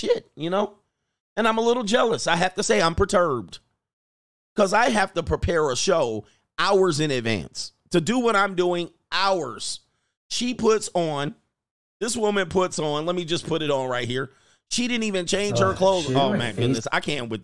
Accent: United States; I'm an American.

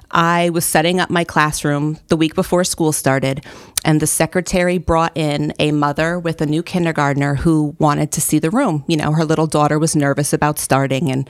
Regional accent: New Milford, Connecticut, United States; now in Waterbury, United States; So, uh, not in this area. I currently live in Waterbury. I've been there for about 15 years.

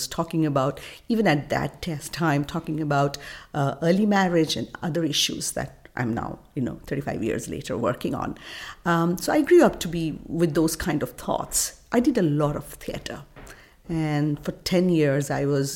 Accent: India; As a child growing up in India

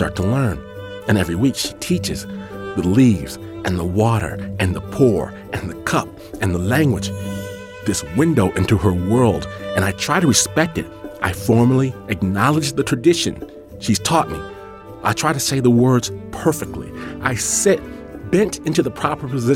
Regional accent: Midwest, United States; also born or lived in Michigan; I'm from the Midwest

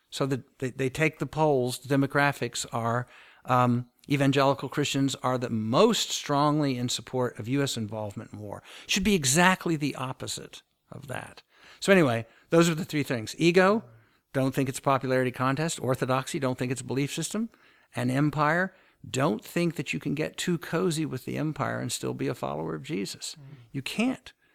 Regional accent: United States; the church that I grew up with in the United States

